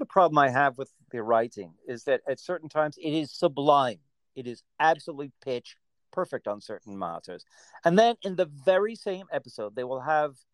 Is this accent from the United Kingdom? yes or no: yes; England, United Kingdom; also born or lived in United States; was born in America. I grew up in England.